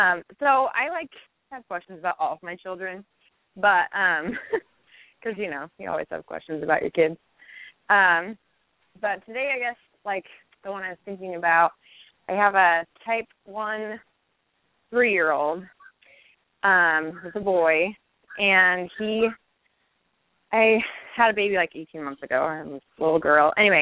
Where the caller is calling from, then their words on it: Virginia, United States; I'm calling from Virginia.